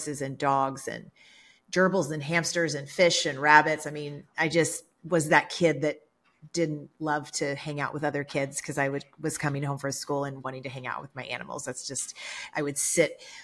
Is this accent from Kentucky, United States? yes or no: yes; Kentucky, United States; now in Los Angeles, United States; I grew up in the South in Kentucky